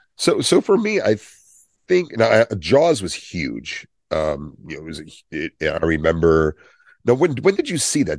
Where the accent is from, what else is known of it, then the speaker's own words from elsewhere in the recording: Willingboro, New Jersey, United States; where I grew up in Wellingboro, we had, it was broken into parts. It's a Levitt town.